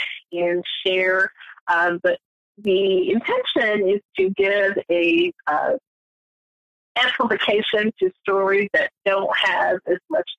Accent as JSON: {"language": "English", "town": "St. Louis", "region": "Missouri", "country": "United States", "tie": "born or raised there", "said": "my hometown, St. Louis, Ferguson area."}